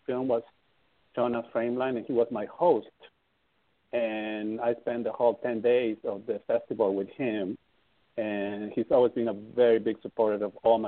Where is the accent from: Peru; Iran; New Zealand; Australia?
Peru; also born or lived in Amsterdam; now in Los Angeles, United States; I'm from Peru. So I went to my country